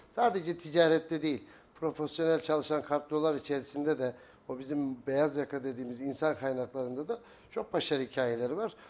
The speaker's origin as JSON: {"language": "Turkish", "region": "Kayseri Province", "country": "Turkey", "tie": "born or raised there", "also_born_or_lived": "Eskişehir", "said": "1977 Kayseri doğumluyum. E, ilk orta ve lise öğrenimi Kayseri'de"}